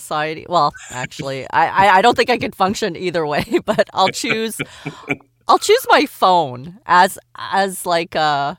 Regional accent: Canada; As a Canadian, yeah, sometimes I'm thinking things, but I'm too polite to say them.

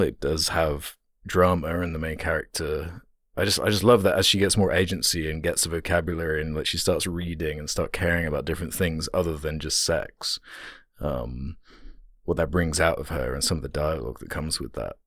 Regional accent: United Kingdom; being British

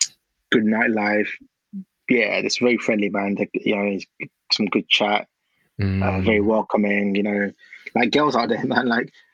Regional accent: Ghana; Obviously, Ghana's great. I'm from Ghana. Christmas time in Ghana is unmatched.

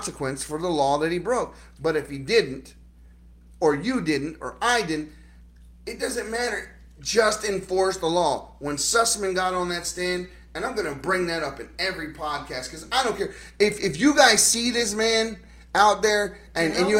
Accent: Baltimore, Maryland, United States; moved away; I'm from Baltimore City. I'm from the inner city. I grew up around criminals.

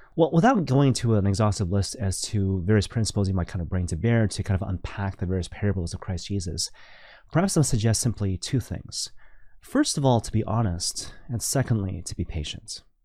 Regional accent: Vancouver, British Columbia, Canada; now in Toronto, Canada; I'm originally from Vancouver

